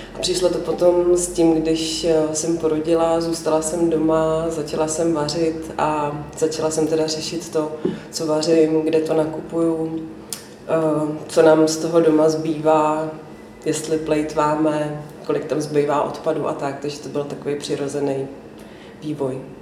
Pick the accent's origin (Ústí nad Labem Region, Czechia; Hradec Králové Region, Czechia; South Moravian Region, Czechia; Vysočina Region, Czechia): Ústí nad Labem Region, Czechia; Ústí nad Labem; moved away as an adult; also born or lived in Prague; protože jsme obě dvě z Ústí původem